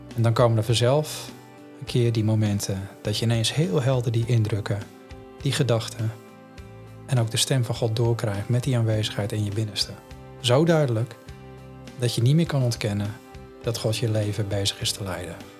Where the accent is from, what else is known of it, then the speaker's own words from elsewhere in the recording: Netherlands; first language Dutch; voor ons als Nederlanders